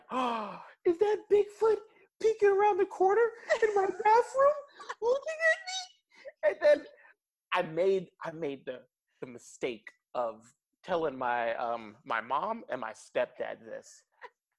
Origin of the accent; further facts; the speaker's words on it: New York City, New York, United States; moved away as an adult; also born or lived in Kansas City; now in Germany; I'm a kid from New York City, nowhere near any woods or anything